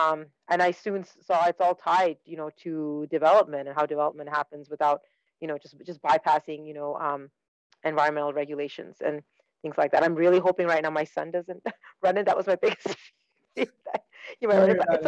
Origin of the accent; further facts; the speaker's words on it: Dubai, United Arab Emirates; born there; moved away; also born or lived in Saskatchewan, Canada; I'm Sri Lankan by heritage. I was born in Dubai. Wow. You know, never really lived in Sri Lanka, but born in Dubai and then immigrated to Canada with my family. I immigrated to a province called Saskatchewan